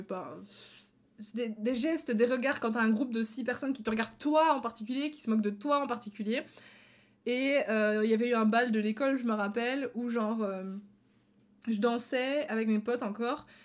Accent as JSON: {"language": "French", "country": "Belgium", "tie": "born or raised there", "said": "en Belgique euh, je suis belge"}